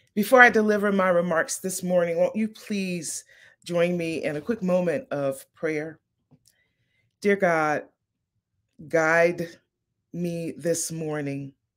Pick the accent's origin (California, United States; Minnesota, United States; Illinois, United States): Illinois, United States; Chicago; I am originally from Chicago. I am a diehard, lifetime, always uh, loyal, forever loyal Midwestern Chicago kind of girl.